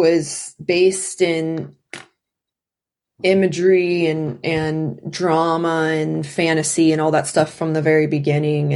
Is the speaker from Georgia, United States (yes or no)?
yes; South Georgia, United States; also born or lived in Atlanta; I did most of my growing up in South Georgia. And so then by the time I was a little older, we moved to Atlanta. I was born in Atlanta.